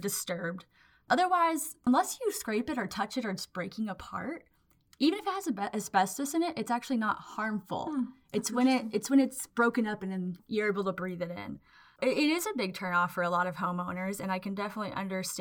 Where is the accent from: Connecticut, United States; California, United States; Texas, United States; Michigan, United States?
Texas, United States; Waco; I'm from Waco, Texas